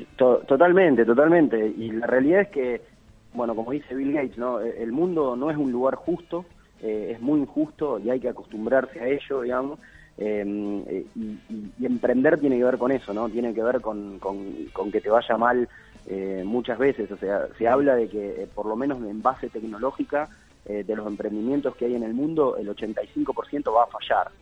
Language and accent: Spanish; Rosario, Santa Fe, Argentina; moved away; also born or lived in Buenos Aires; Yo soy rosarino, pero viví mucho tiempo afuera y poder volver ahora a Rosario